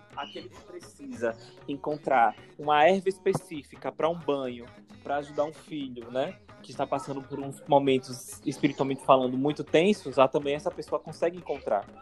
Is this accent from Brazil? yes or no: yes; Aracaju, Sergipe, Brazil; eu sou de Aracaju, Sergipe, né, tenho 26 anos